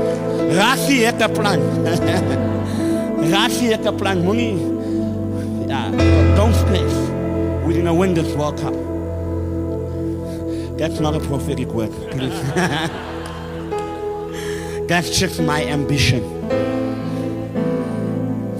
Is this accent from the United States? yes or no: no; South Africa; moved away as an adult; also born or lived in Great Britain; now in United Kingdom; I'm South African to the core